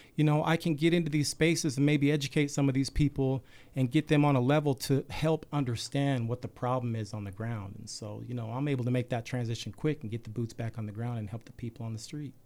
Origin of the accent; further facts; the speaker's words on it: Salt Lake City, Utah, United States; I grew up any typical kid in Salt Lake